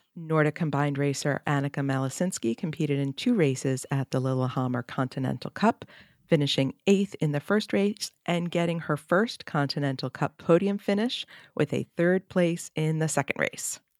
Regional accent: United States; as an American

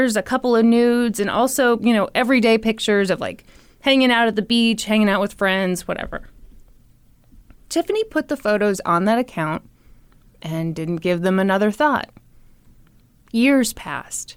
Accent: the Bible Belt, United States; the two of us growing up in the Bible Belt.

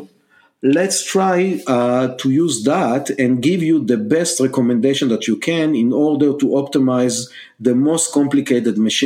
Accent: Israel; English is a second language; moved away as an adult; now in United States; you can hear from my accent that I'm not a Native American. I was born and raised in Israel

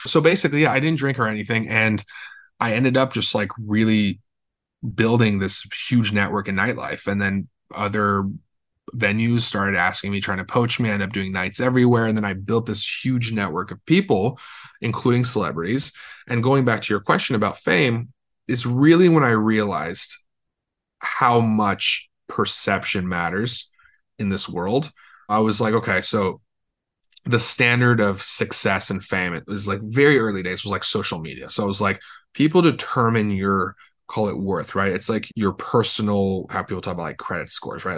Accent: Los Angeles, California, United States; I'm from Los Angeles, born and raised

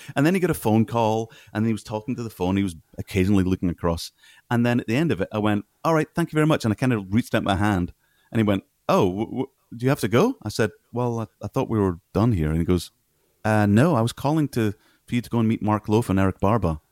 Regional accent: Scotland, United Kingdom; moved away as an adult; also born or lived in Kenya; I'm Scottish

